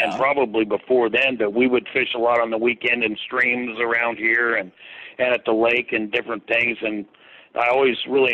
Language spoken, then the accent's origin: English; Redding, California, United States; I was born in Redding, California, and I've lived here my whole life.